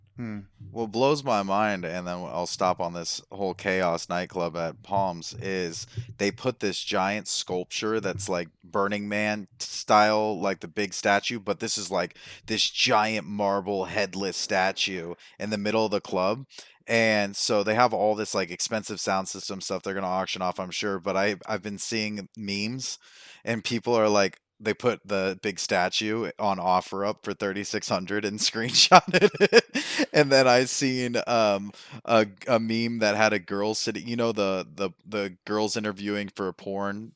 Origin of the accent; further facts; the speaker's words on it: Las Vegas, Nevada, United States; moved away; I'm from Vegas